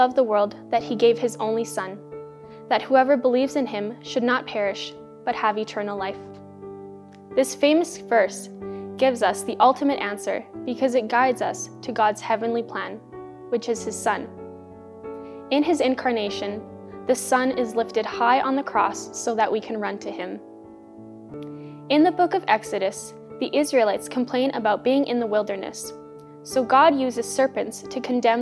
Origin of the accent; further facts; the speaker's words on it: Grande Prairie, Alberta, Canada; moved away; I'm from Grand Prairie, Alberta